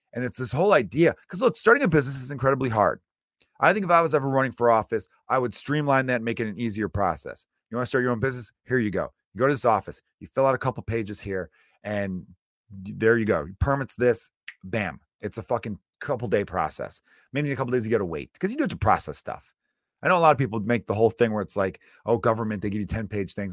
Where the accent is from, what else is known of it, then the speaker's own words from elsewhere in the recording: United States; I'm American, but I come from Ir-, uh, pretty much all H-, Irish background.